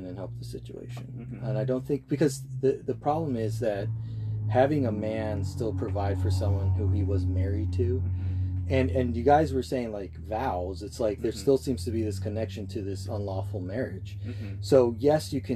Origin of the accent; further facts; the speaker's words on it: United States; I'm just an American Christian.